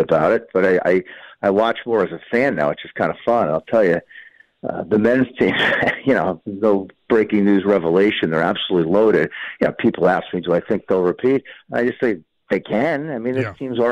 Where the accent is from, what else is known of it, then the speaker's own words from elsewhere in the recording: United States; as an American, with the blessing of being born a U.S. citizen